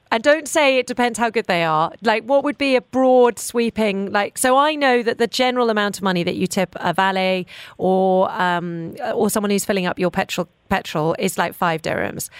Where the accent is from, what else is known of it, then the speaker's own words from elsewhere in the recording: United Kingdom; I'm also British